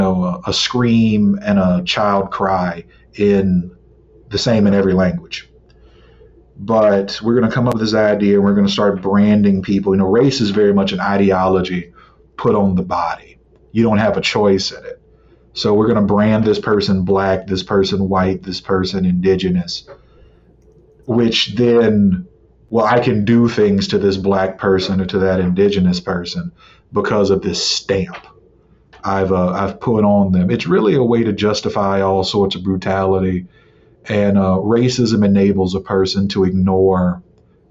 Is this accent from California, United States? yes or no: no; Baton Rouge, Louisiana, United States; I'm originally from Baton Rouge myself